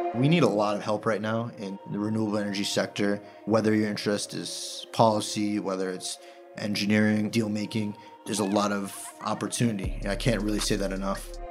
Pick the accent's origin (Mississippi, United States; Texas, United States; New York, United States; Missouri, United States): New York, United States; Long Island; relocated back to the greater Long Island area. That's where I'm from, born and raised